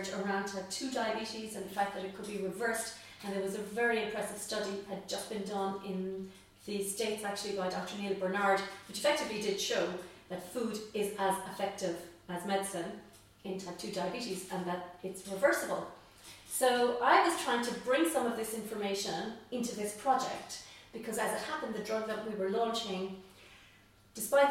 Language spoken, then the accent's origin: English; Tipperary, Munster, Ireland; also born or lived in Cork; I come from Tipperary